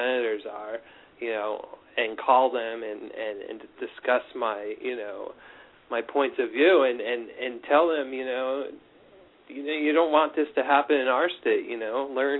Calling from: New York, United States; Hey, it's … from New York.

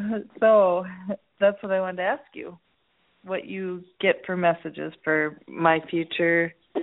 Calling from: North Dakota, United States; I'm calling from North Dakota.

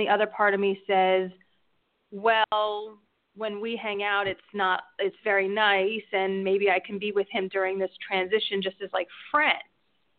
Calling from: New Jersey, United States; from New Jersey.

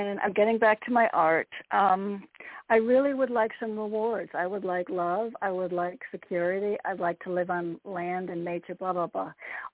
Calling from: Connecticut, United States

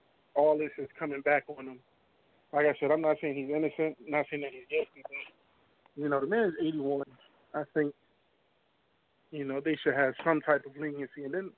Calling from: New Jersey, United States; Calling from Jersey.

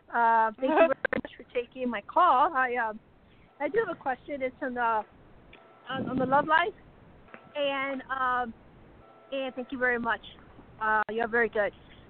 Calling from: Colorado, United States; Hi, …, Colorado.

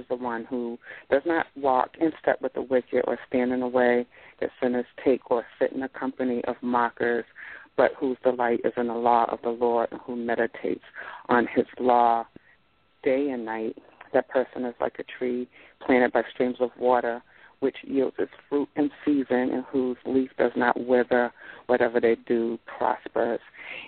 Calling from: Boston, Massachusetts, United States; I'm calling from Boston, Massachusetts, Tattletown.

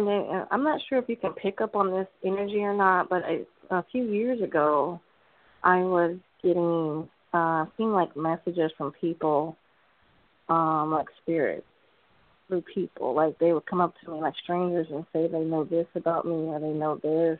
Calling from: California, United States

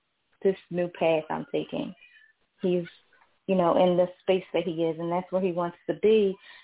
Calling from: Philadelphia, Pennsylvania, United States; I'm calling from Philadelphia.

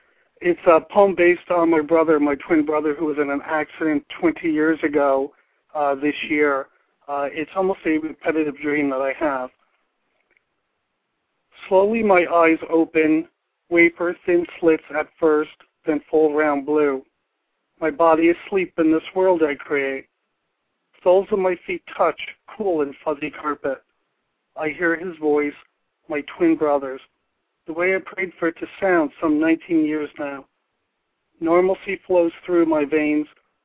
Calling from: Pipersville, Pennsylvania, United States; Pipersville, Pennsylvania.

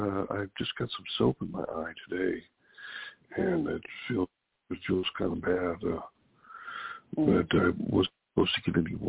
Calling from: Sacramento, California, United States; It's, calling from Sacramento, California.

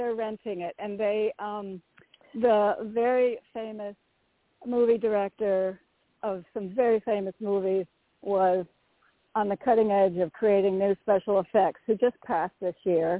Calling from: Connecticut, United States; … from Connecticut. Very grateful. Thank you.

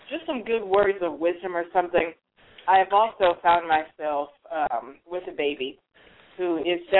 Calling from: Alameda, California, United States; I'm calling you from Alameda, California.

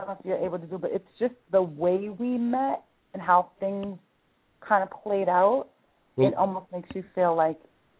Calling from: Massachusetts, United States; I'm calling from Massachusetts.

